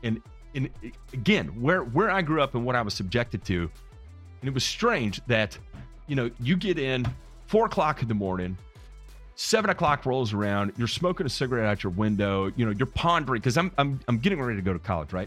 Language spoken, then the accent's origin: English; Memphis, Tennessee, United States; I'm from Memphis